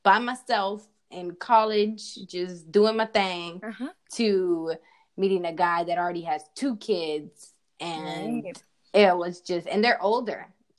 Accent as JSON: {"language": "English", "town": "Oakland", "region": "California", "country": "United States", "tie": "born or raised there", "said": "So I was raised in Oakland and in Southern California. So that's where I was raised. I'm a Bay Area child."}